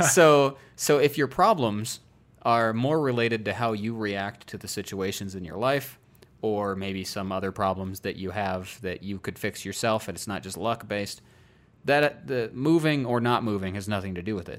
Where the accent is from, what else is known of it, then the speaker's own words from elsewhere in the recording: Iowa, United States; moved away as an adult; now in Colorado, United States; I wanted to not turn thirty in my home state